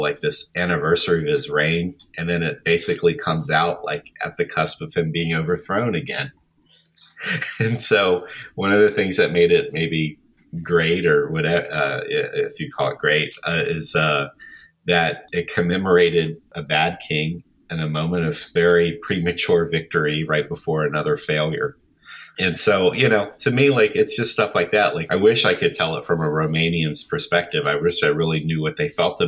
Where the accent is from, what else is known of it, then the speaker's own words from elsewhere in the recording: United States; being an American